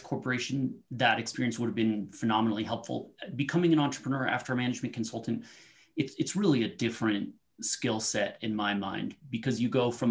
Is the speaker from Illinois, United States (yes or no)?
no; Aurora, Colorado, United States; also born or lived in Honolulu; I was actually born in Aurora. So I'm from the Denver metro area and lived here all my life, except for a brief stint in Honolulu.